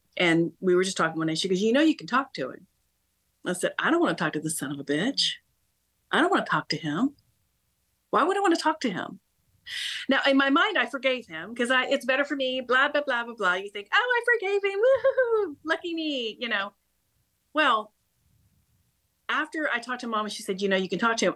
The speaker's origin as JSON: {"language": "English", "town": "Topeka", "region": "Kansas", "country": "United States", "tie": "born or raised there", "said": "I was brought up in Kansas, believe it or not, born and raised in Topeka"}